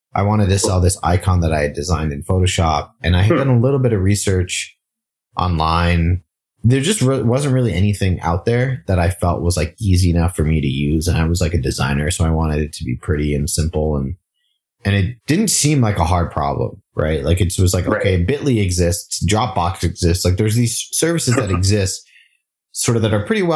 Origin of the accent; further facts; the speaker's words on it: Singapore; moved away; I grew up in Singapore